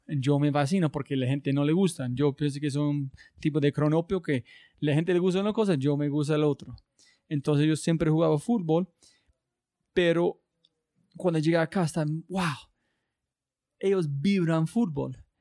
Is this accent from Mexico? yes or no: no; United States; Spanish is a second language; soy gringo